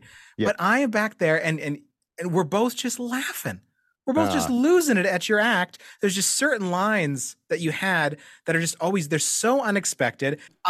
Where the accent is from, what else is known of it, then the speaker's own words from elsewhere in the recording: Winnipeg, Manitoba, Canada; We're both from Winnipeg